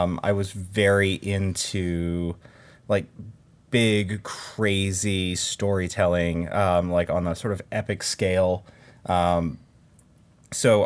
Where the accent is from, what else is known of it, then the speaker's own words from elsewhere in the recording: Albuquerque, New Mexico, United States; moved away as an adult; now in Los Angeles, United States; I'm originally from Albuquerque, New Mexico. I moved to Los Angeles when I was 18 to go to film school at USC